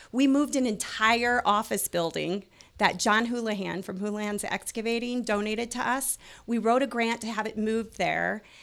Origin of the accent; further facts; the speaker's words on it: Hinton, Iowa, United States; moved away; I'm originally from Sioux City, Hinton, Iowa